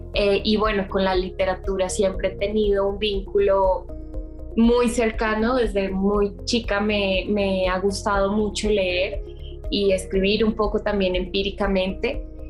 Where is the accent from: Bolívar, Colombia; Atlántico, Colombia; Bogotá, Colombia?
Bogotá, Colombia; moved away as an adult; now in Mexico City, Mexico; yo soy colombiana, nací en Bogotá, eh, pero vivo hace más o menos un año y medio en Ciudad de México